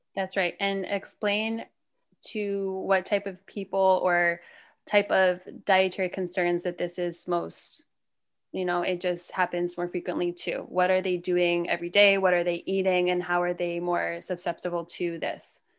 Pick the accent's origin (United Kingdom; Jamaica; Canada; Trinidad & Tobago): Canada; moved away as an adult; now in Charlotte, United States; I'm Canadian, though, so I just moved here in two thousand sixteen